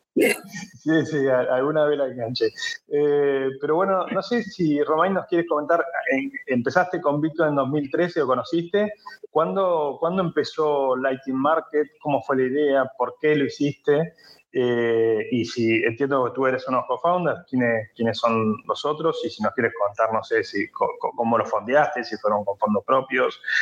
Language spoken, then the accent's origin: Spanish; France; accent: French; Spanish is a second language; also born or lived in Hong Kong; somos los tres franceses, pero quizás lo sabe ahora con mi acento